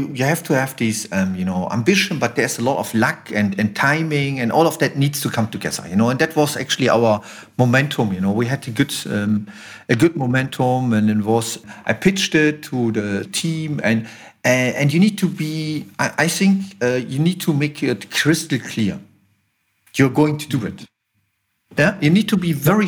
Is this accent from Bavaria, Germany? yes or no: no; Düsseldorf, North Rhine-Westphalia, Germany; we relocated to Düsseldorf, and that is because of, you know, that's my hometown.